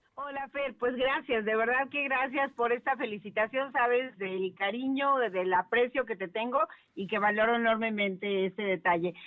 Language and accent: Spanish; Puebla, Mexico; a mí como poblana y como legisladora